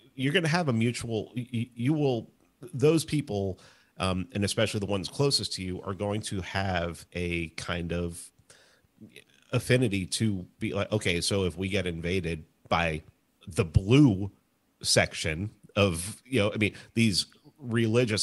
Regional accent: New York City, New York, United States; I grew up in the Bronx, in, in New York

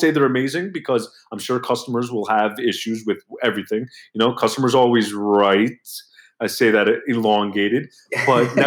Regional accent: New York, United States; I'm 33 years old. I'm from New York

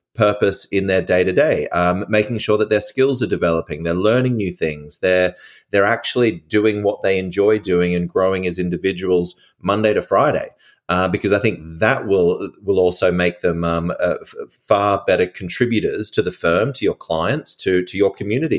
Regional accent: Australia; I'm an Australian

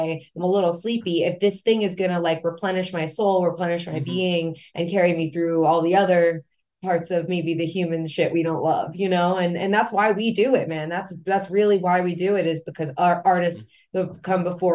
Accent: Florida, United States; I'm from Florida. We got hurricanes all the fucking time

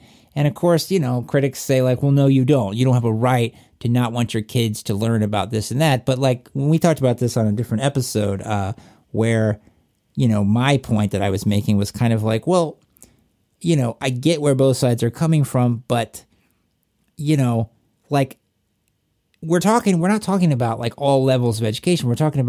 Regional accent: North Carolina, United States; Where are you from? Yeah, North Carolina.

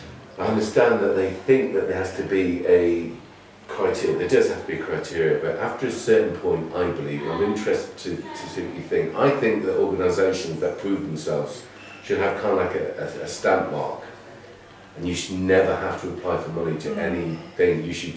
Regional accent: Yorkshire and the Humber, United Kingdom; born there; I just said I was born in East Yorkshire.

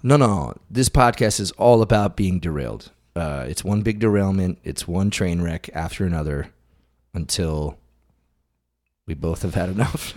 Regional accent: Western Massachusetts, United States; I grew up in Western Massachusetts.

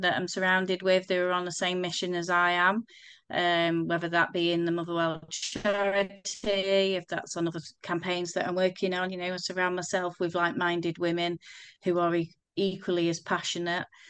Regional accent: Crewe, North West England, United Kingdom; I'm from Crewe, um, I still live in Crewe

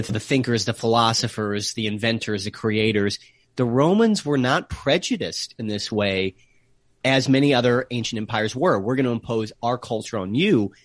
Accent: United States; accent: American; also born or lived in Cardiff, Wales; my American accent

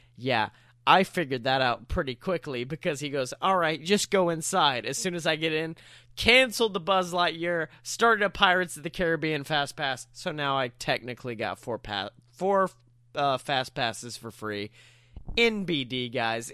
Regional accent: the South, United States; us Southern folk know how to make us some sweet tea

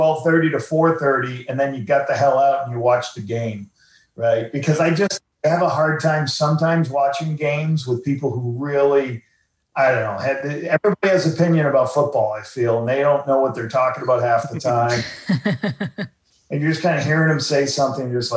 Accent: New Hampshire, United States; moved away as an adult; now in Ottawa, Canada; I'm from New Hampshire.

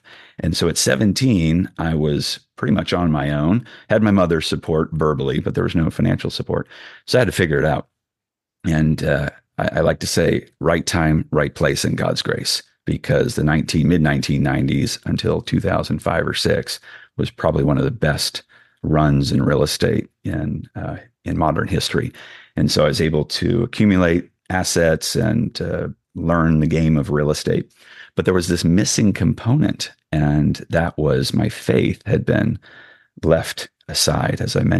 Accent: California, United States; growing up in the Bay Area where everything's pulling you

